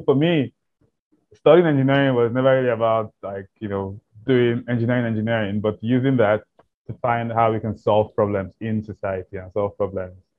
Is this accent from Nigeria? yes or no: yes; Nigeria; growing up in Nigeria